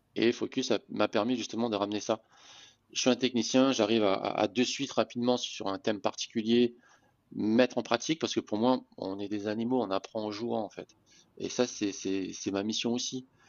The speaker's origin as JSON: {"language": "French", "country": "Réunion", "tie": "born or raised there", "also_born_or_lived": "Metropolitan France", "moved": "as an adult", "said": "je suis né à La Réunion, j'ai joué au handball à La Réunion"}